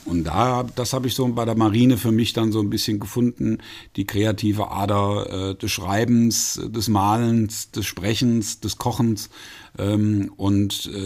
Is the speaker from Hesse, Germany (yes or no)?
yes; Fulda, Hesse, Germany; Ich bin ein echte Völsche Jung, ja.